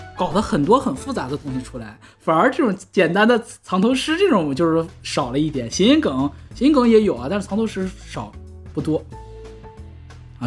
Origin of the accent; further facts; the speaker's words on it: Northeast China, China; 我们东北人说话不外道